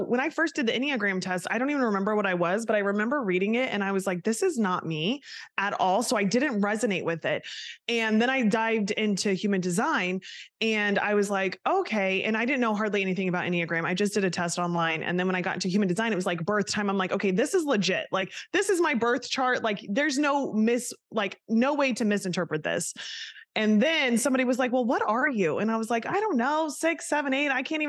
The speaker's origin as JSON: {"language": "English", "region": "Kansas", "country": "United States", "moved": "yes", "lives_now": "New Jersey, United States", "said": "I'm from Kansas originally."}